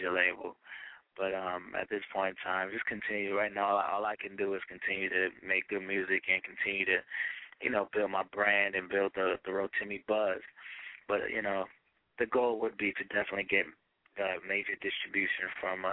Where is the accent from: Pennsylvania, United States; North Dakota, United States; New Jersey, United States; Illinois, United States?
New Jersey, United States; also born or lived in Nigeria; she's from my hometown